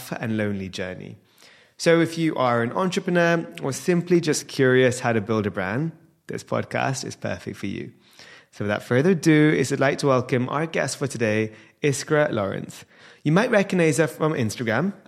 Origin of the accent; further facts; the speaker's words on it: India; being an Indian